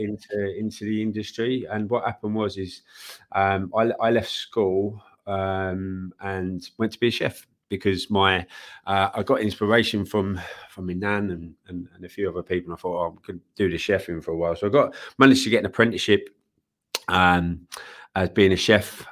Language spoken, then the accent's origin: English; London, United Kingdom; I grew up in East Ham